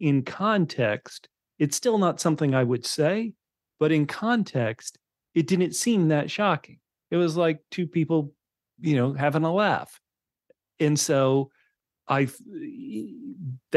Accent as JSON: {"language": "English", "country": "United States", "tie": "born or raised there", "said": "I was raised in a country without a monarchy"}